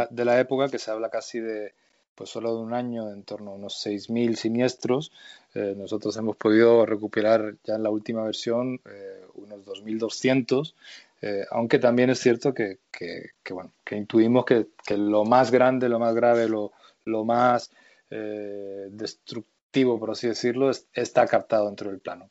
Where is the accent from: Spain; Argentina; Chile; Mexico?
Spain; Madrid, Community of Madrid; los dos somos eh, madrileños y, bueno, también eh, el crecer aquí en Madrid